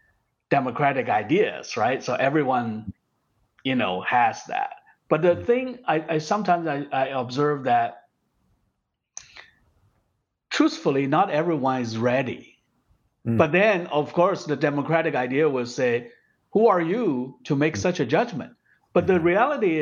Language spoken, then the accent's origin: English; China; moved away as an adult; when I grew up in China